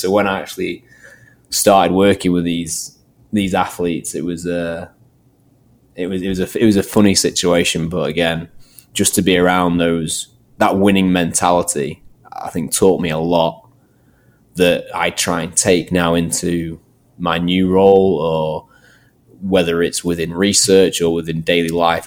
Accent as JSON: {"language": "English", "area": "Manchester area", "region": "North West England", "country": "United Kingdom", "tie": "born or raised there", "also_born_or_lived": "Nottingham", "said": "I sort of moved back to the sort of my hometown area, and um, luckily enough, um, landed a job at Manchester United"}